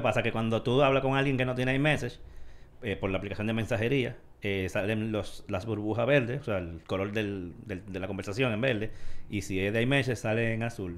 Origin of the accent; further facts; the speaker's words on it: Dominican Republic; como dominicanos